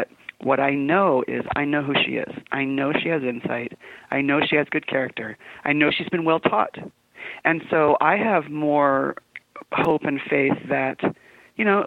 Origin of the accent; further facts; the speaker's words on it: San Diego, California, United States; moved away as an adult; now in Utah, United States; I was born and raised in San Diego.